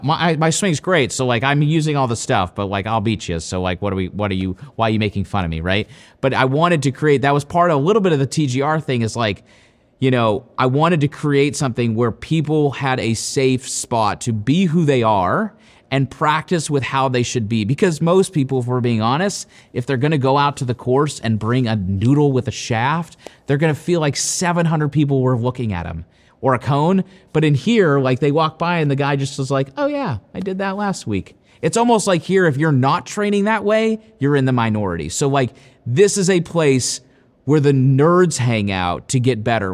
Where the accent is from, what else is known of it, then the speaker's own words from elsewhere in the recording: Powell, Ohio, United States; I'm from Powell, which is basically right here. Um, and I played high school golf here.